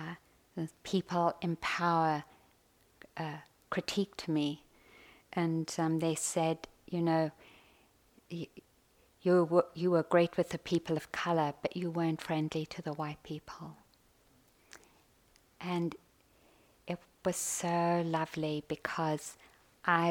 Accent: South Africa; Growing up in South Africa, deep training on white entitlement and privilege, on white arrogance

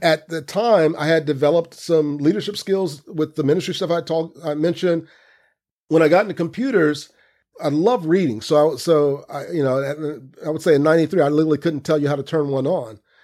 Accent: Central Florida, United States; moved away as an adult; also born or lived in New York; growing up in Central Florida with my dad

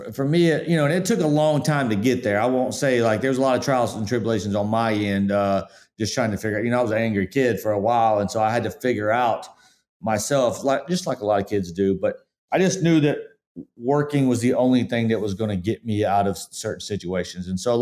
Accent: Spartanburg, South Carolina, United States; I mean, I grew up in Spartanburg, Forest City area, and we definitely humble beginnings.

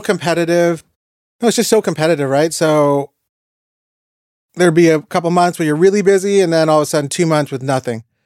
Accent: Toronto, Ontario, Canada; also born or lived in Montreal; I was a guy from Toronto working in Montreal speaking French

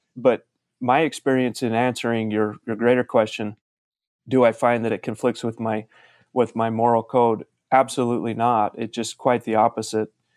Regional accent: Salem, Utah, United States; moved away as an adult; now in Las Vegas, United States; I grew up in a little farming town in Utah called Salem

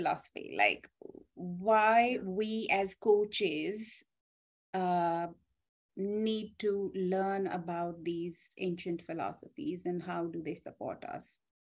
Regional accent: India; growing up in India

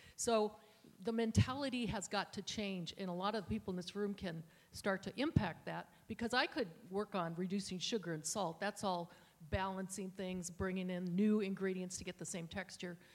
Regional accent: Minnesota, United States; I grew up in Minnesota

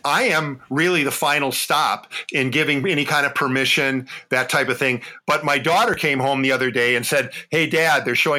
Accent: Wausau, Wisconsin, United States; now in Appleton, United States; So I was actually born in Madison.

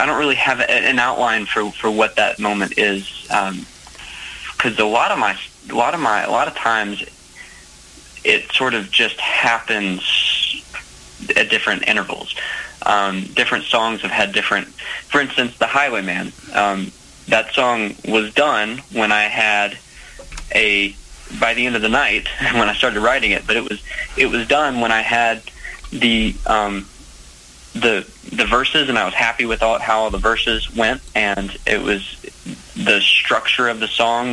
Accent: Macon, Georgia, United States; my hometown of Macon

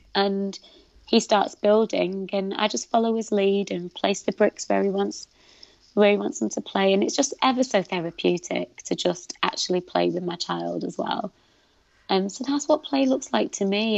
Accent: United Kingdom; I'm proud of being Pakistani. I'm proud of being British.

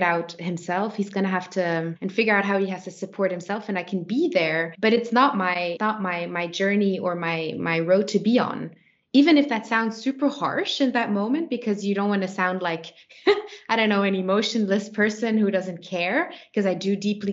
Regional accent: Switzerland; I was born by default in Switzerland and not in Kenya

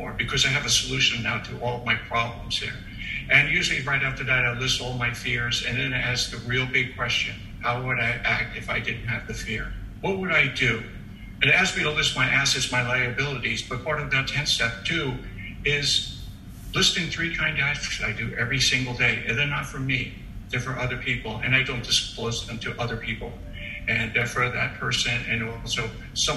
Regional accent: New York City, New York, United States; I was originally born from Staten Island.

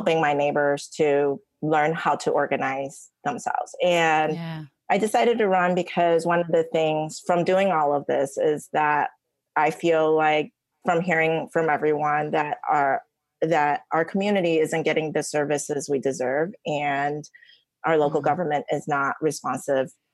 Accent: Niles, Illinois, United States; also born or lived in Taiwan / Michigan; now in Chicago, United States; I came to the States from Taiwan when I was 9, and I grew up in the suburbs in Niles with my mom and brothers

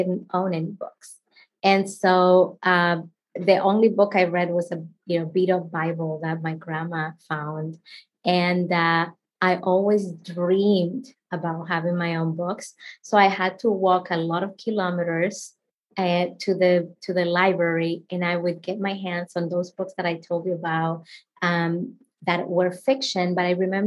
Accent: Dominican Republic; first language Spanish; English is a second language; moved away as an adult; now in United States; I grew up in the Dominican Republic.

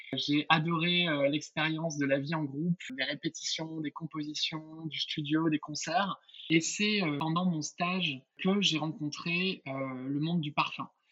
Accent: Villeneuve-sur-Lot, Nouvelle-Aquitaine, France; je suis originaire de Villeneuve-sur-Lot dans le Lot-et-Garonne

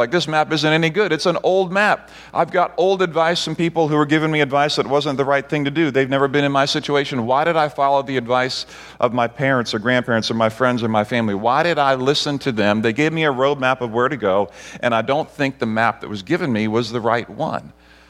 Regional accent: Barbados; also born or lived in Grenada; Barbados and Grenada, where I grew up as a missionary kid

